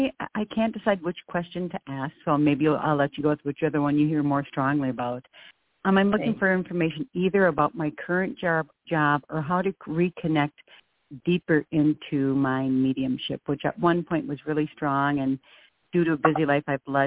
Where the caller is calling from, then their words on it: Minneapolis, Minnesota, United States; Minneapolis, and my birthday is 6-8-65.